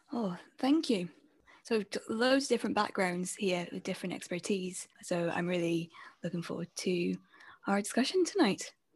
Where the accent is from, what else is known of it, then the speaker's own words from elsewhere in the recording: Scotland, United Kingdom; I'm a freelance multimedia journalist and podcast producer from Scotland.